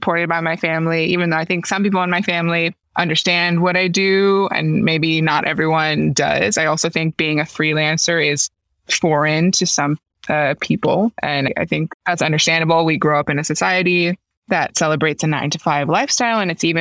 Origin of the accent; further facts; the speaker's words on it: Miami, Florida, United States; I'm from Miami